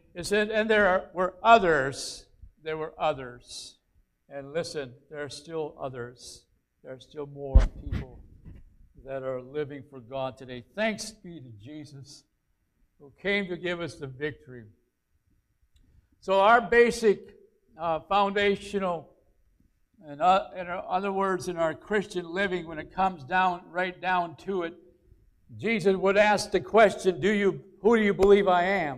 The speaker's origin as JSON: {"language": "English", "town": "Aiken", "region": "South Carolina", "country": "United States", "tie": "born or raised there", "said": "a place in Aiken, my hometown"}